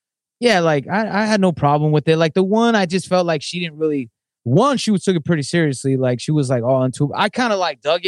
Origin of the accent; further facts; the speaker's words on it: Southern California, United States; I grew up in Southern California